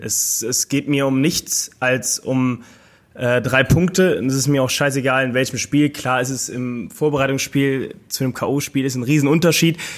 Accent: Mönchengladbach, North Rhine-Westphalia, Germany; moved away as an adult; now in Cologne, Germany; gebürtig komme ich aus Mönchengladbach. Ich bin 2013 zum Rot-Weiß gewechselt nach Köln. Lebe seitdem auch hier in Köln

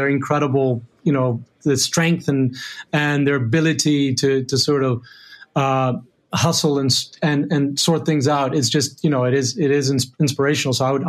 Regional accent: Rome, Lazio, Italy; And then growing up in Rome, where I, you know, like unbelievable place with incredible history.

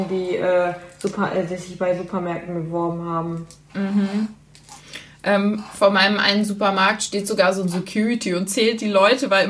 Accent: North Rhine-Westphalia, Germany; bei uns in NRW

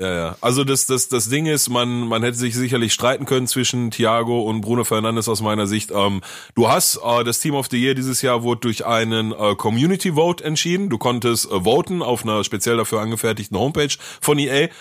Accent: Essen, North Rhine-Westphalia, Germany; bei uns in Essen

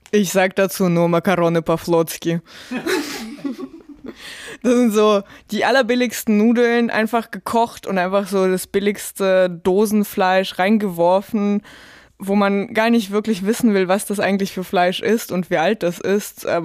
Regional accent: Tyumen, Tyumen Oblast, Russia; Ich glaube, in Moskau ging es relativ schnell dann äh, voran mit dem Straßenausbau, aber in Tümen, wo ich aufgewachsen bin, war das wirklich lange ein Riesenproblem.

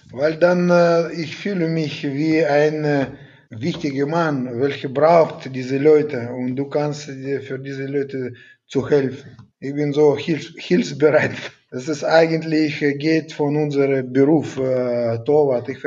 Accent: Siberia, Russia; German is a second language; now in Germany; Ich bin eigentlich aus Sibirien gekommen und.

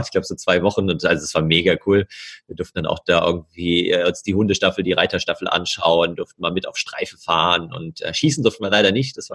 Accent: Bad Homburg, Hesse, Germany; also born or lived in Berlin; Ja, ich komme ja auch ursprünglich aus Frankfurt, bin da in der Nähe von Frankfurt geboren und born and raised quasi.

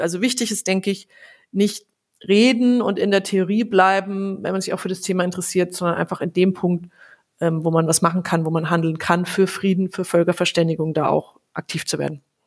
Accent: Franconia, Bavaria, Germany; bei uns in Franken

